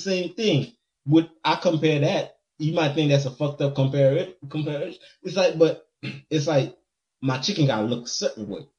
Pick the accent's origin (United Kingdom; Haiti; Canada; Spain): Haiti; moved away; growing up in Haiti